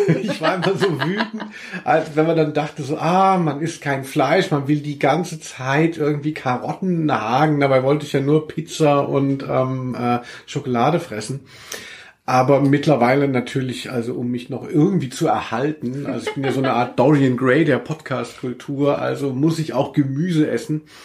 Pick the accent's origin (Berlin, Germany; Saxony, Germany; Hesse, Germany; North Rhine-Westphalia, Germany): Hesse, Germany; moved away as an adult; also born or lived in Hanau / Cologne; ich komme ja eigentlich aus Hessen